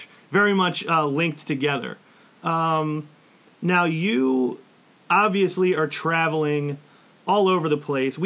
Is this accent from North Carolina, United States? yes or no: no; Philadelphia, Pennsylvania, United States; we're from Philadelphia, so we're kind of known for being a pretty intense crowd